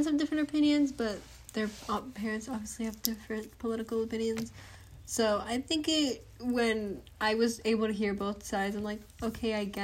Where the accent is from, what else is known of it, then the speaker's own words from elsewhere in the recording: Arizona, United States; we're from Arizona